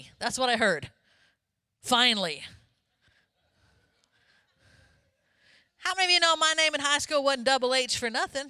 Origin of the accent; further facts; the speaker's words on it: Florida, United States; I grew up in Florida